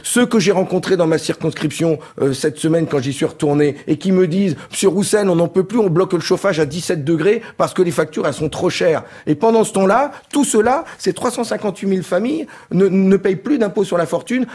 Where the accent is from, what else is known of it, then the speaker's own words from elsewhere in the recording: Nord, Hauts-de-France, France; Je suis un ch'ti, un député du Nord